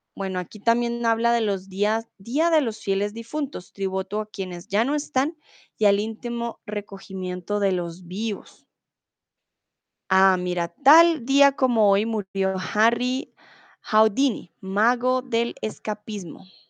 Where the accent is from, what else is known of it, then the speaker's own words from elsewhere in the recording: Colombia; yo soy de Colombia, no soy de Venezuela